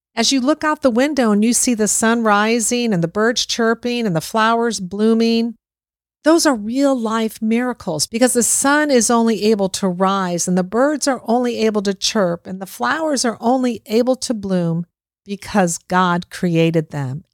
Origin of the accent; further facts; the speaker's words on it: Boca Raton, Florida, United States; my hometown here, Boca Raton, Florida